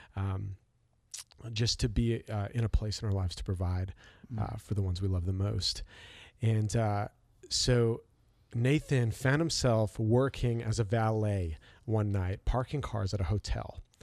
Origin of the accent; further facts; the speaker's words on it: Canada; I'm from Canada